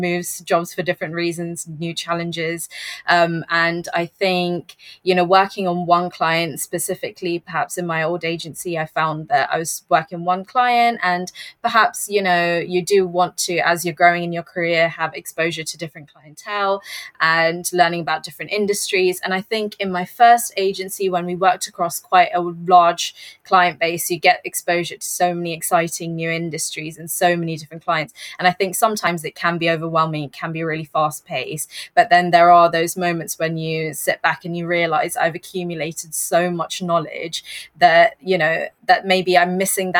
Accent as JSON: {"language": "English", "region": "London", "country": "United Kingdom", "said": "I'm from London and I'm a senior account manager at Digitas UK"}